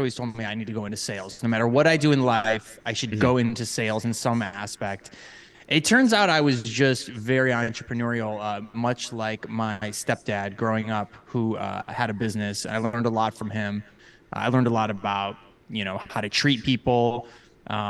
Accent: Cadillac, Michigan, United States; moved away; I grew up in northern Michigan, a very small town called Cadillac

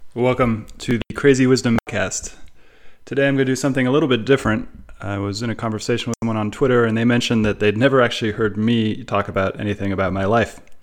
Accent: Bay Area, California, United States; growing up in the Bay Area, which is a very multicultural place

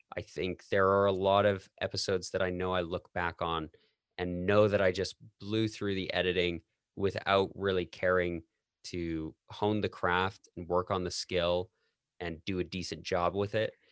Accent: Canada; moved away as an adult; also born or lived in United States; I'm Canadian

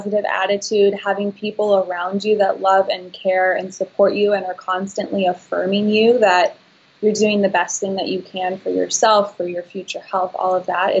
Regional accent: Santa Barbara, California, United States; I was from Santa Barbara

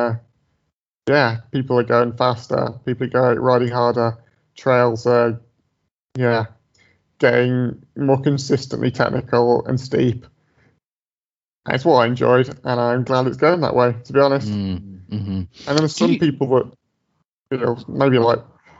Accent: Dudley, West Midlands, United Kingdom; moved away as an adult; now in Edinburgh, United Kingdom; I grew up in the Midlands, like in Dudley, like not far from Birmingham in England

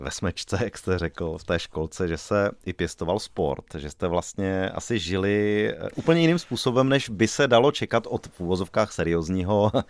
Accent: Liberec, Liberec Region, Czechia; Já jsem taky z Liberce.

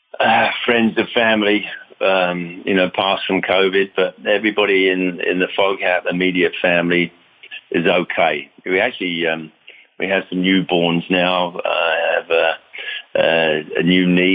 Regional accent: London, United Kingdom; moved away as an adult; now in United States; growing up in London and even over here in the States when we moved here in 1973

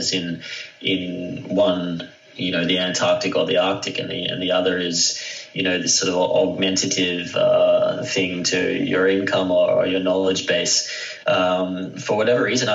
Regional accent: Australia; I'm from Australia

